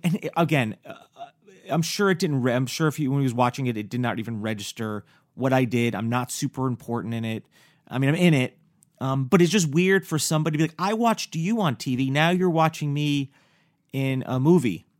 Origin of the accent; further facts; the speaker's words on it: New York, United States; I'm from New York